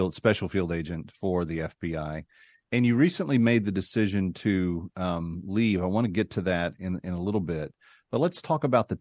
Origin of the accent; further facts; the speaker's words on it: Fort Worth, Texas, United States; I'm a Fort Worth kid myself.